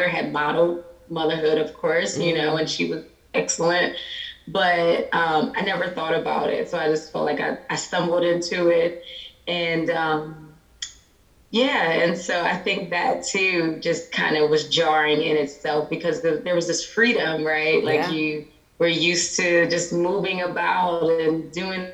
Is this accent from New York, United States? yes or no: no; right outside of Philadelphia, Pennsylvania, United States; also born or lived in North Carolina; now in Georgia, United States; I'm originally from Pennsylvania, right outside of Philly. So grew up there and then moved to North Carolina